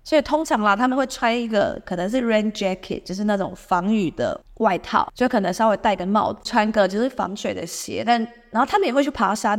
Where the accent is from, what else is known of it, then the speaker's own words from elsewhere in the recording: Xizhi, New Taipei, Taiwan; now in Seattle, United States; 像我是反过来的吧，我是从汐止过来的。